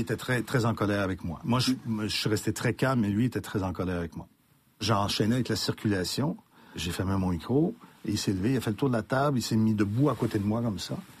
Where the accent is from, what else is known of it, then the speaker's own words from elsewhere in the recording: Montreal, Quebec, Canada; j'ai grandi à Saint-Michel ville Saint-Michel de Mon père était épicier